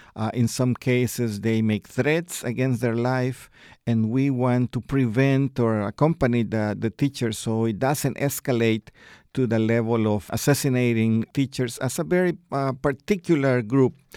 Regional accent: El Salvador; I myself, I am from El Salvador

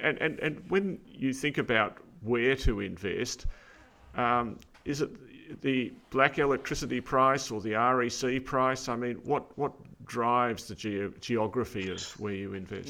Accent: New South Wales, Australia; New South Wales, my home state

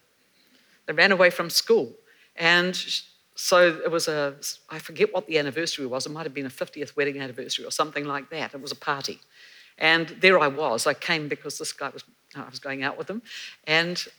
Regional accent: Gisborne, New Zealand; I grew up in Gisborne and went to school there.

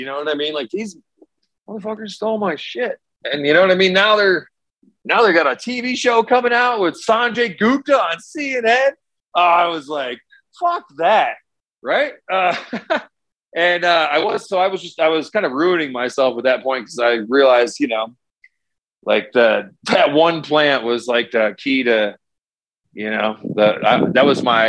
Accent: Cleveland, Ohio, United States; now in Denver, United States; So I came out from Cleveland and 10 years ago, 2009, managed to get some samples out to Denver

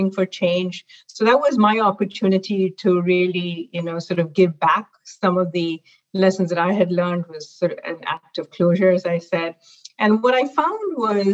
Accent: Mumbai, Maharashtra, India; moved away as an adult; now in North America; I actually grew up in Mumbai, India

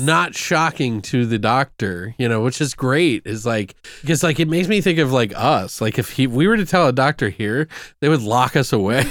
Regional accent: United States; I'm got an American brain

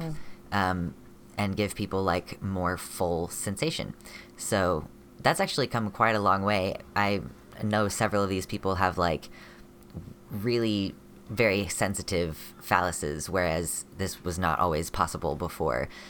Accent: United States; I'm a non binary person from America

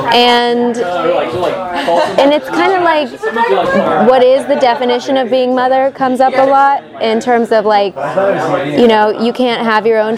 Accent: Toledo, Ohio, United States; now in Los Angeles, United States; I grew up in Toledo, Ohio, moved out to LA, went to UCLA

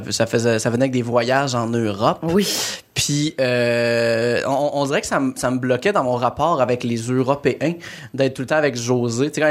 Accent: Quebec, Canada; accent: Québécois; connotation sur le québécois, genre pas dire que ah cet accent là est épais quand nous autres on pense que notre accent sonne comme il était niaiseux.

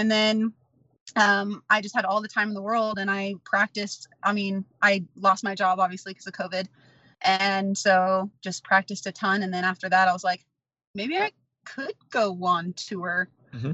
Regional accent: Midwest, United States; I'm from the Midwest

